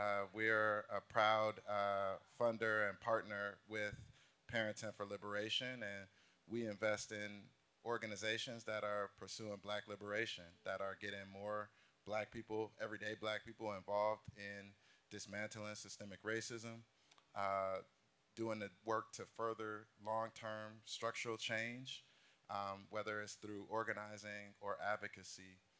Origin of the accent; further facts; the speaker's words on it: Los Angeles, California, United States; moved away as an adult; now in San Francisco Bay Area, United States; I'm born and raised in South Central. My elementary school is right across the street. I'm a graduate of 6th Avenue Elementary School.